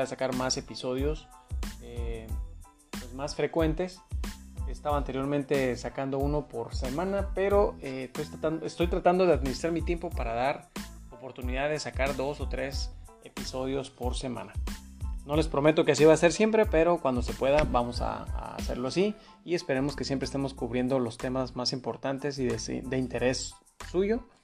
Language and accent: Spanish; Mexico; como mexicanos